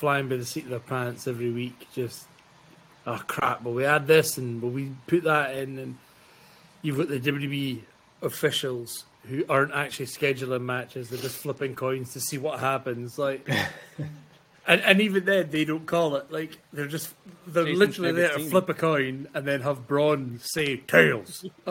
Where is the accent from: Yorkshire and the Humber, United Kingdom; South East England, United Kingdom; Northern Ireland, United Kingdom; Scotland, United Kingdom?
Scotland, United Kingdom; I'm Scottish.